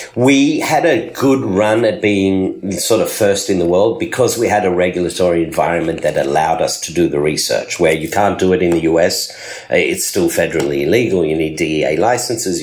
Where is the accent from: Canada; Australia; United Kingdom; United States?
Australia; moved away as an adult; also born or lived in South Africa / Sydney, Australia; now in Beit Shemesh, Israel; So I was born in South Africa. I grew up in Australia